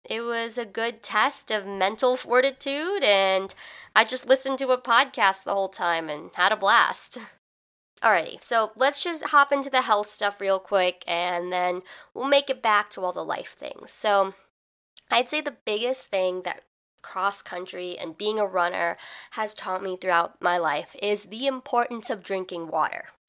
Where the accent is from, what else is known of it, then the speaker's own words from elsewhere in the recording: Midwest, United States; I'm from the Midwest, which means in the fall, it's pretty hot